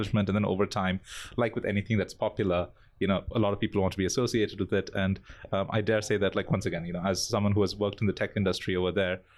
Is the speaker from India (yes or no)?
yes; India; moved away as an adult; also born or lived in Bangalore, India; now in Singapore; coming from India, which has a fairly big metal scene, at least in Bangalore, where I used to live